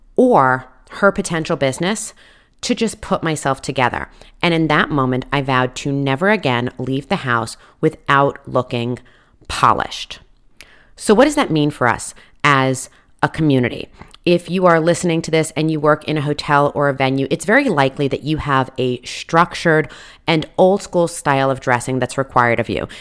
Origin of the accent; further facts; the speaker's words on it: East Coast, United States; moved away; I come from the East Coast